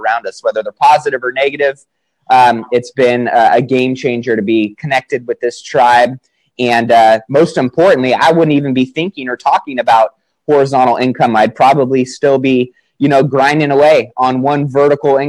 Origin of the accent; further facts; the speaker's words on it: Sacramento, California, United States; I'm from Sacramento, California, 29 years old